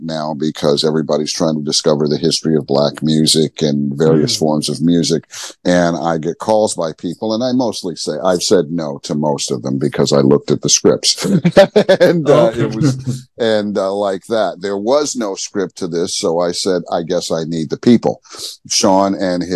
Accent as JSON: {"language": "English", "town": "Montreal", "region": "Quebec", "country": "Canada", "moved": "as an adult", "lives_now": "Toronto, Canada", "said": "I'm from Montreal"}